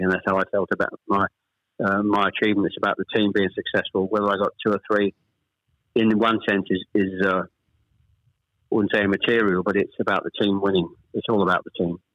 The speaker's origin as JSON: {"language": "English", "town": "Chelmsford", "region": "East of England", "country": "United Kingdom", "tie": "born or raised there", "also_born_or_lived": "Ashton-under-Lyne / Manchester", "said": "We actually moved south to Chelmsford when I was probably I was the eldest of three when I was probably about seven or eight"}